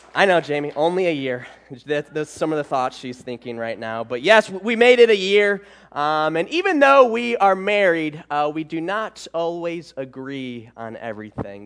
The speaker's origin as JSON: {"language": "English", "region": "Michigan", "country": "United States", "tie": "born or raised there", "also_born_or_lived": "Georgia / South Carolina", "moved": "as an adult", "said": "I was born and raised in Michigan, um, and I lived there all my life."}